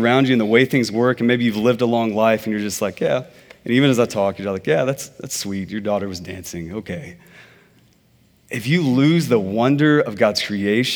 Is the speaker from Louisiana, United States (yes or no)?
no; Texas, United States; I'm from Texas.